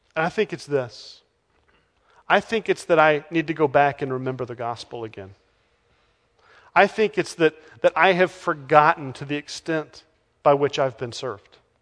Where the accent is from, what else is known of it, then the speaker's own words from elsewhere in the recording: Texas, United States; moved away; I'm from Texas